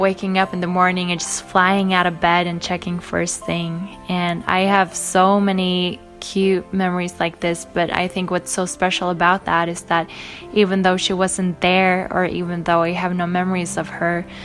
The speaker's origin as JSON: {"language": "English", "country": "Sweden", "said": "I'm from Sweden."}